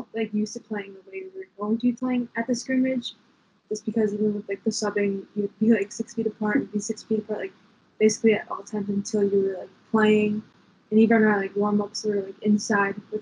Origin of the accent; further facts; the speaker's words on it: Franklin, Wisconsin, United States; I'm from Franklin, Wisconsin